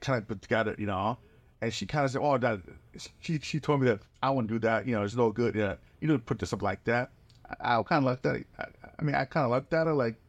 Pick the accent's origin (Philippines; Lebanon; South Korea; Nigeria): South Korea; I was growing up in Korea